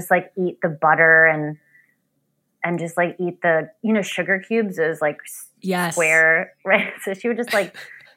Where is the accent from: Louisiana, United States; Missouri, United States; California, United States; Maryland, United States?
Maryland, United States; Bethesda; I grew up in Bethesda, Maryland